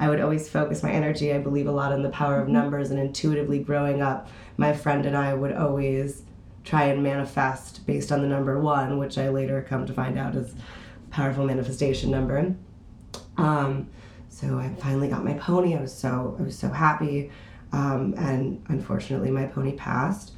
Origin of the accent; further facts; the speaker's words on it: New York City, New York, United States; growing up in Manhattan is an experience in and of itself